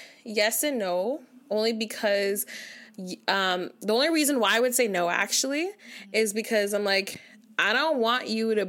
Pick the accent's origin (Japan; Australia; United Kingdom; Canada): Canada; Because we're Canadian.